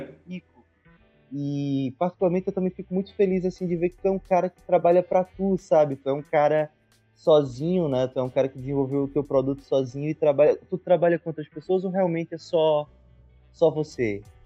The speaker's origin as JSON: {"language": "Portuguese", "country": "Brazil", "moved": "yes"}